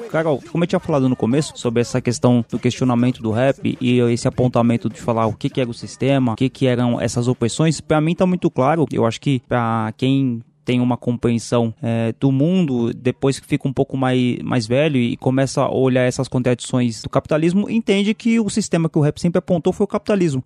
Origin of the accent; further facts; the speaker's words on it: São Paulo, Brazil; eu sou em Guaianazes